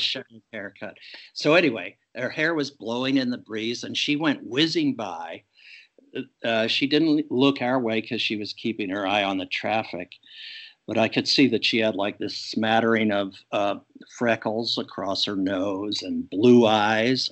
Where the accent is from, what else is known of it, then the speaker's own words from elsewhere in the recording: Pittsburgh, Pennsylvania, United States; my hometown of Pittsburgh